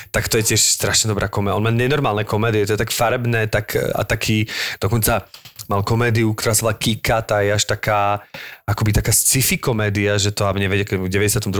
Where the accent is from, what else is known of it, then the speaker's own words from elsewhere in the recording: Slovakia; zrazu som bol Slovák úplne najväčší